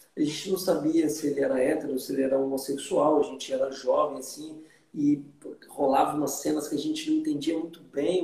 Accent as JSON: {"language": "Portuguese", "town": "Vitória", "region": "Espírito Santo", "country": "Brazil", "tie": "born or raised there", "also_born_or_lived": "Belo Horizonte / Costa Rica", "moved": "as an adult", "said": "em Vitória, fui criado lá, no Espírito Santo"}